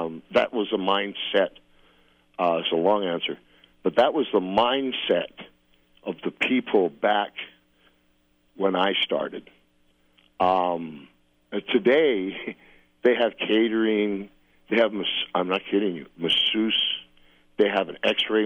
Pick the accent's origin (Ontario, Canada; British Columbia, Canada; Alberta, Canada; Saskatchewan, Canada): Saskatchewan, Canada; Saskatoon; I was born in Saskatoon.